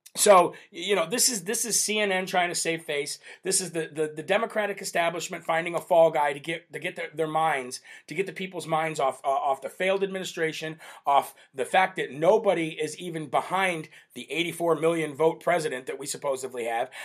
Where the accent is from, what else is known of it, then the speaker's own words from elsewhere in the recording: Northeast, United States; I'm from the Northeast here